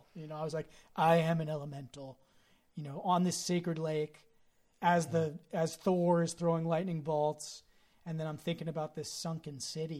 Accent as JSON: {"language": "English", "area": "Marin", "region": "California", "country": "United States", "tie": "born or raised there", "said": "us growing up in Marin"}